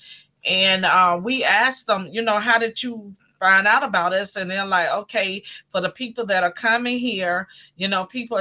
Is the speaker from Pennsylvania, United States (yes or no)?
no; North Carolina, United States; moved away as an adult; now in Miami, United States; originally I am from North Carolina. Born and raised. I moved to Miami probably like maybe 30 years ago